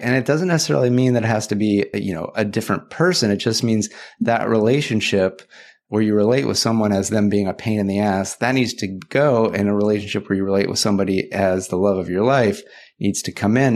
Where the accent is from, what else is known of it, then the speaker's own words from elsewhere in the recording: California, United States; back in my home state of California